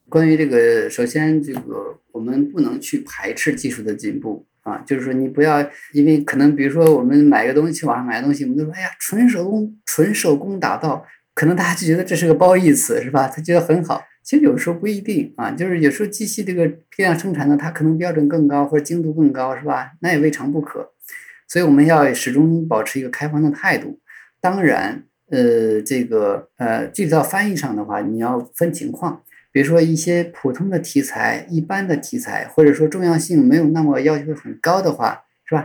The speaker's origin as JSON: {"language": "Chinese", "country": "China", "said": "我们中国作为中国人主体本人"}